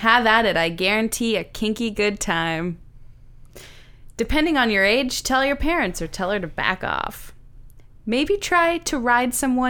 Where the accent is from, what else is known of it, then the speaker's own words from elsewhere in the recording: Saint John, New Brunswick, Canada; I love St. John, and I'm from St. John